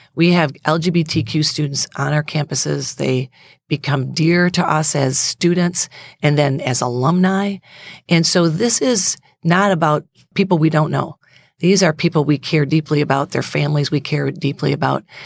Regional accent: United States; I'm so proud to be an American.

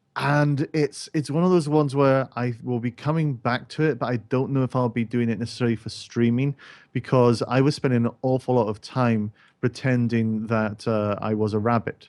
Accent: Scotland, United Kingdom; a person who is Scottish who can't actually do an actual Scottish accent

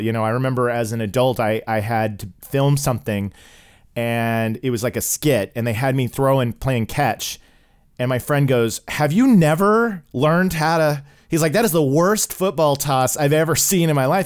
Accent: Oklahoma, United States; I grew up in Oklahoma

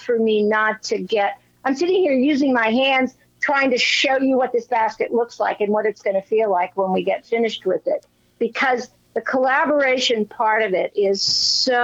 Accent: Bethesda, Maryland, United States; moved away; I grew up in Bethesda, so I'm an old Washingtonian at heart

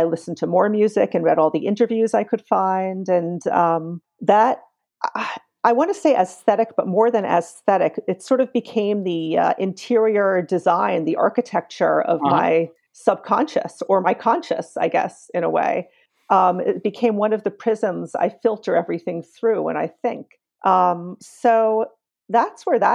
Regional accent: New York City, New York, United States; I grew up on the Lower East Side. I grew up on Avenue

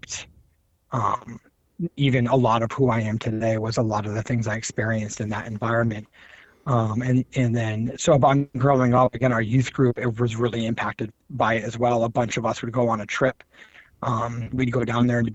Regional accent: Attleboro, Massachusetts, United States; also born or lived in Rehoboth, Massachusetts; I moved there when I was 10, and then graduated high school there. So middle school and high school primarily. And so that's where also our church was, and where I got involved in church and youth group and got saved in that church. And so I usually tell people I grew up in Attleboro, Massachusetts

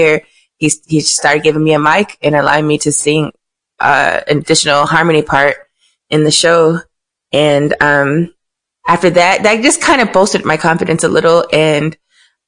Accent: Miami, Florida, United States; I'm from Miami.

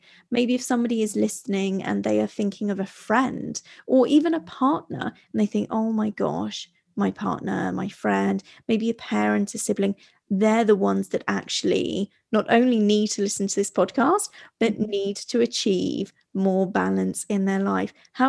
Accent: Italy; And I grew up abroad. I grew up in Italy, and the Mediterranean lifestyle is very, very different.

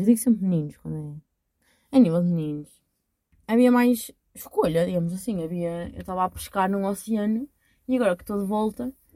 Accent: Portugal; accent: strong regional accent of her home town; E eu estou com nojo do sotaque da minha terra. E eu, pessoa com mais sotaque à barreira que vocês vão conhecer

